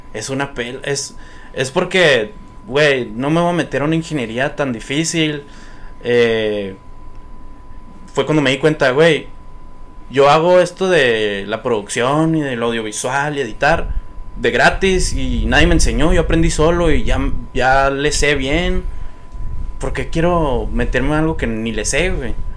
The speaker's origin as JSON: {"language": "Spanish", "town": "Nogales", "region": "Sonora", "country": "Mexico", "tie": "born or raised there", "also_born_or_lived": "Tucson, Arizona, United States", "lives_now": "Hermosillo, Mexico", "said": "yo nací en Tucson, Arizona pero viví hasta los 12 años en Nogales, Sonora. Ahí fue mi infancia. Pero en Hermosillo, o sea, ya me vine a vivir a Hermosillo desde los 12 años en adelante."}